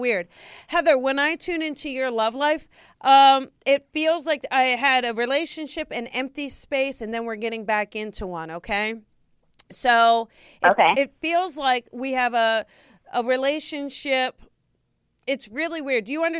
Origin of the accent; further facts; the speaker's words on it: New Jersey, United States; I grew up in New Jersey